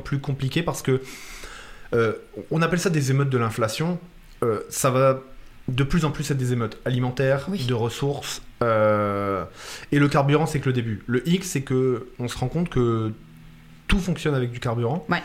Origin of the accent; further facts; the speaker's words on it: France; moved away as an adult; now in Nova Scotia, Canada; je viens de débarquer de France en février